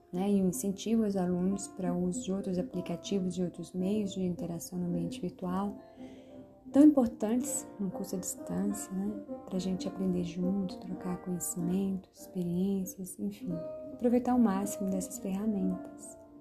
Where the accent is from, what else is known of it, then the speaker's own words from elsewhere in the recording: Brasília, Federal District, Brazil; eu sou de Brasília